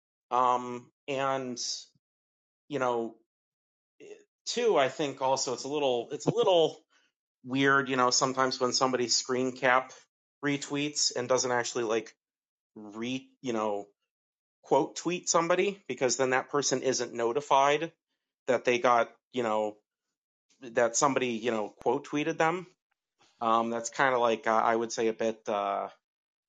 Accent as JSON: {"language": "English", "town": "Cleveland", "region": "Ohio", "country": "United States", "lives_now": "Ohio, United States", "said": "I'm actually originally from Cleveland"}